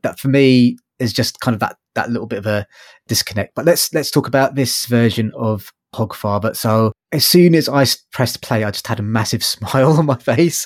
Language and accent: English; London, United Kingdom; I'm from London.